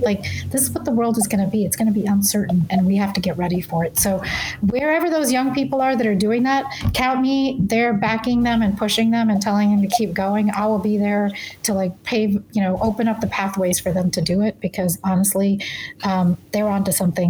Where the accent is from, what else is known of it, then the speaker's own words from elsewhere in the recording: the South, United States; I grew up in the South where it was very clear where I stood and people were very clear about it.